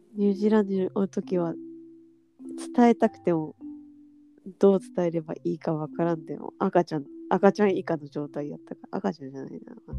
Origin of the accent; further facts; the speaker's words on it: Japan; also born or lived in New Zealand; 日本で生まれか育った